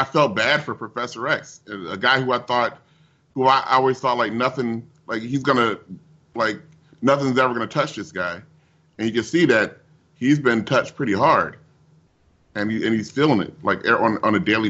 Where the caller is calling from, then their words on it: Glendale, United States; I'm calling from Glendale.